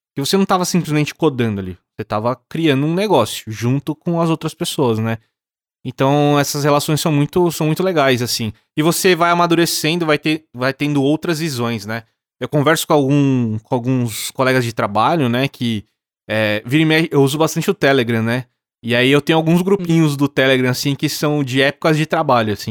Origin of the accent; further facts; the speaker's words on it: interior of São Paulo, Brazil; Eu sou do interior, também de São Paulo, não sou de São Paulo